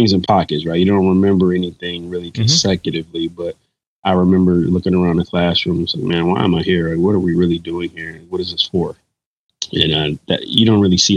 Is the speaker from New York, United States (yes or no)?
no; Detroit, Michigan, United States; I wouldn't want to be from anywhere else than the Motor City.